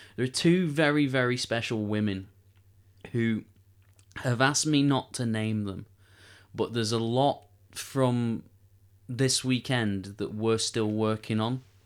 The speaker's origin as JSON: {"language": "English", "town": "Manchester", "region": "North West England", "country": "United Kingdom", "said": "we're, we're Manchester lads. We come from Manchester. We, we live in Manchester."}